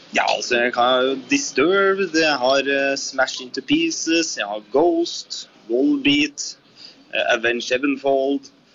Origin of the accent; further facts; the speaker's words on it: Etnedal, Innlandet, Norway; jeg kommer jo da fra Etnedal i Valdres